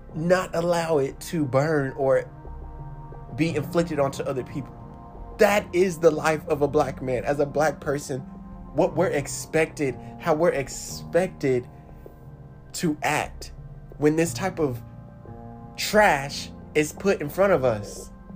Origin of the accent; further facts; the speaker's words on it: United States; I am woven within the thread of America. I am American